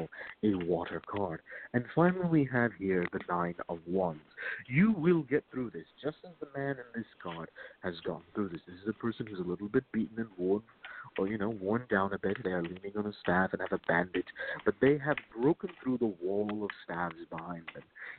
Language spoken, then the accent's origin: English; Virginia, United States; I am from Virginia